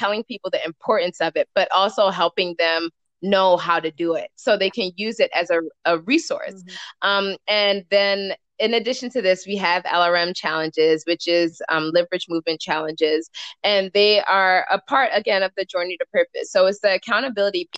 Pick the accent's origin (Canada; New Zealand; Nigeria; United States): Nigeria; I'm Nigerian